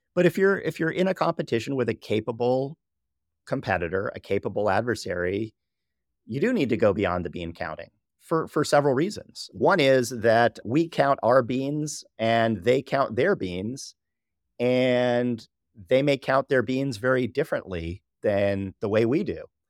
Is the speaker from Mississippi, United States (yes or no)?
no; Southern California, United States; I was born and raised in Southern California